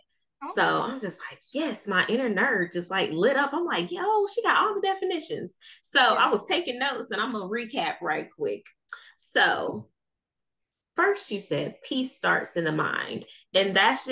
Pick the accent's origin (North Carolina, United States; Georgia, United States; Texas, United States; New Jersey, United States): North Carolina, United States; Shelby; accent: deep country accent; if I'm around somebody from my hometown or if I'm home in Shelby, North Carolina